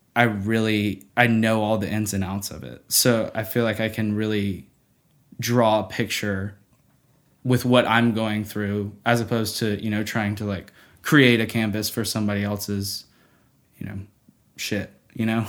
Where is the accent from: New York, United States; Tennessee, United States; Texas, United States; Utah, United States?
Tennessee, United States; Nashville; growing up in Nashville